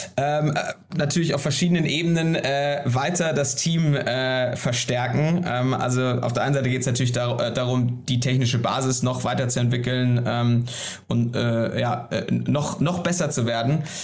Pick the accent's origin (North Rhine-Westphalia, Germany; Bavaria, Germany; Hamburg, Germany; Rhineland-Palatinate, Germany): Hamburg, Germany; also born or lived in Berlin; ich bin Hamburger und wohne auch am Wochenende mal in Hamburg